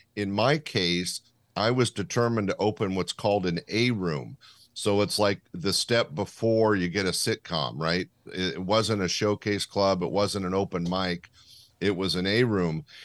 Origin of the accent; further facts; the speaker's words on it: Sacramento, California, United States; my hometown of Sacramento